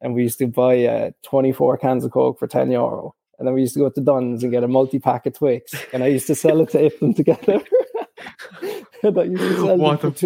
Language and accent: English; Cork, Munster, Ireland; We're from Cork as well